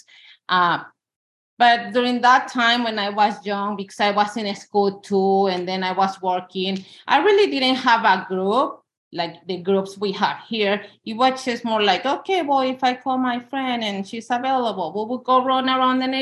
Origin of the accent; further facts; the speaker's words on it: Mexico City, Mexico; moved away as an adult; now in Auburn, United States; I'm from Mexico City.